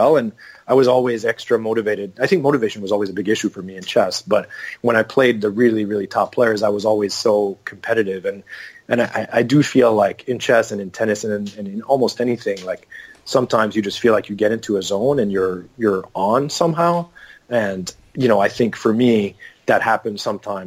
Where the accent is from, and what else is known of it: Canada